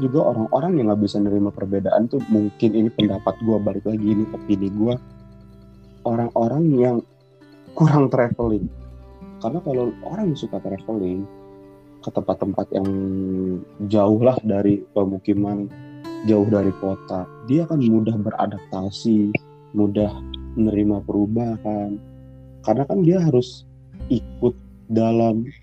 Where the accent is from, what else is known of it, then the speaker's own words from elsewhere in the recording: Sumatra, Indonesia; moved away; gua dulu gitu pindah dari Sumatera ke daerah Jawa gini kan punya dua dua background yang jauh berbeda kan